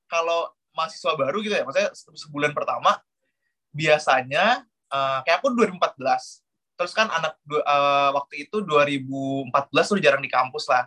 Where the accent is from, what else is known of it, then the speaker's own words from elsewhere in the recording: Jakarta, Indonesia; now in Yogyakarta, Indonesia; di Jakarta itu, aku aku dari Jakarta setia di Jakarta emang kita beberapa kali sering bikin acara dengan konsep serupa seperti Terror Weekend. Akhirnya kita pindah ke Jogja